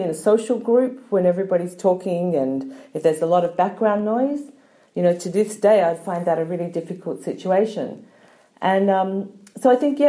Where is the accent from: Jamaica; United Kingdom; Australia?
Australia; moved away as an adult; also born or lived in Germany; now in Netherlands; I'm from Australia.